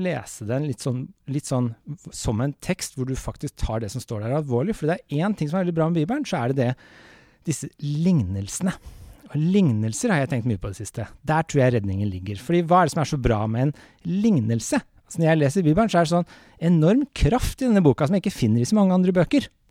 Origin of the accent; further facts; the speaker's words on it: Norway; jeg vokste opp med den i Norge